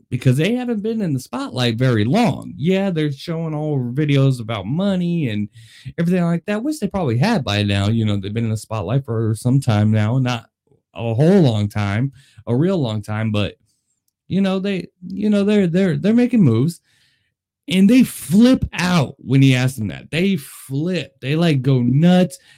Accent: Las Vegas, Nevada, United States; I am born and raised in Las Vegas

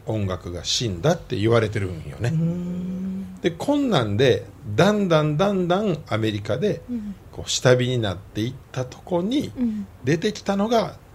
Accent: Osaka, Japan; born or raised there

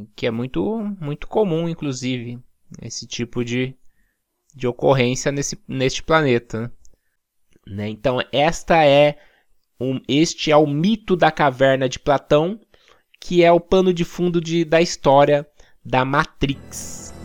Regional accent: Brazil; como nós brasileiros

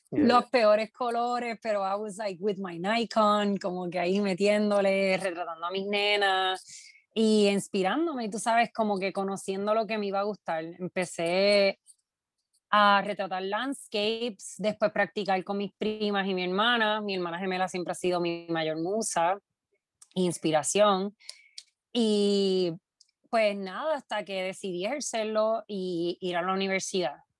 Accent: Quebradillas, Puerto Rico; moved away as an adult; also born or lived in Brooklyn, New York; now in New York, United States; Soy nacida y criada en Quebradilla.

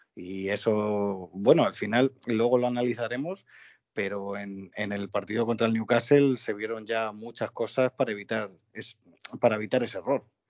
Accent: Getafe, Community of Madrid, Spain; now in Valdemoro, Spain; hablo, desde Valdemoro, pero soy de Getafe

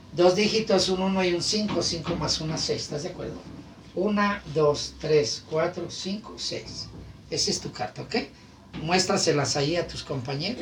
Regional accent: Guadalajara, Jalisco, Mexico; Allá me crié, soy de Guadalajara, Villa Mariano Escobedo, ahí en San Andrés.

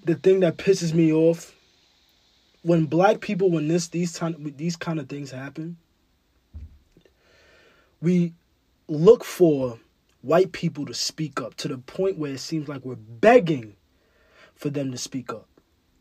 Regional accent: New York City, New York, United States; also born or lived in Ghana; I'm from Bed-Stuy.

